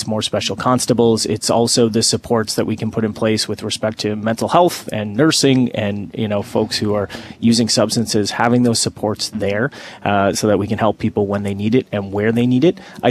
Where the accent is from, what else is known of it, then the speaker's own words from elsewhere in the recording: Hamilton, Ontario, Canada; now in Toronto, Canada; growing up in Hamilton myself